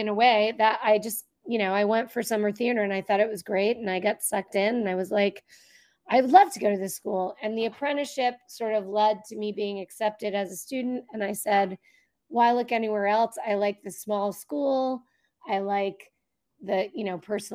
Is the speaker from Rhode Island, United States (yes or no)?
yes; Rhode Island, United States; now in New Jersey, United States; I am not from the Jersey. Although I live here now, I'm not a Jersey. I'm a Rhode Island girl.